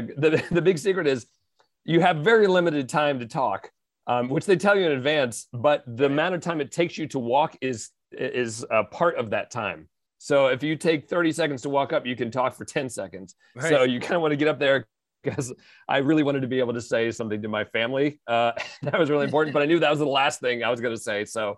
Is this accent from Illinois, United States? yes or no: no; Gaithersburg, Maryland, United States; Of course, WTOP on my commute in.